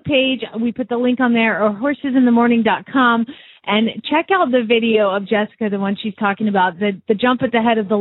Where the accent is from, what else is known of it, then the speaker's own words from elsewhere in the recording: Atlanta, Georgia, United States; moved away as an adult; now in Phoenix, United States; We live out here in Phoenix, Arizona. I'm originally from Atlanta